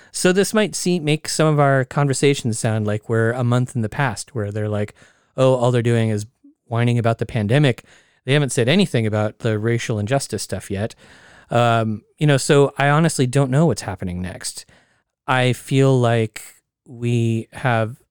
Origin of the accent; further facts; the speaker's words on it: Oregon, United States; my home state of Oregon